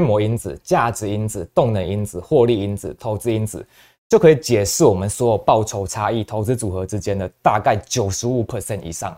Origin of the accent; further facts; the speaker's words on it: Taiwan; 我们是台湾人